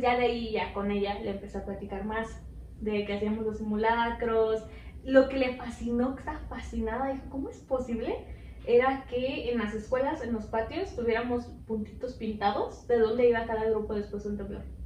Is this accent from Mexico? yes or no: yes; Mexico; yo soy de México